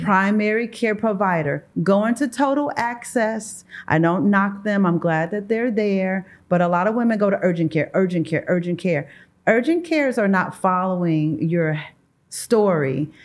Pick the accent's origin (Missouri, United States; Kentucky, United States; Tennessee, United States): Missouri, United States; St. Louis; I am from Saint Louis, Missouri, born and raised.